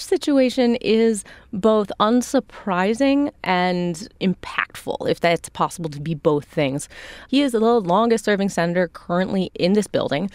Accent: Chicago, Illinois, United States; now in Washington, D.C., United States; I'm a Chicagoan

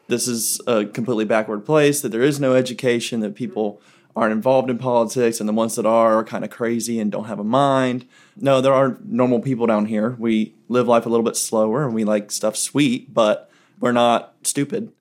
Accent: Indian Land, South Carolina, United States; now in Lillington, United States; from Indian Land, South Carolina, but I live in Lillington now

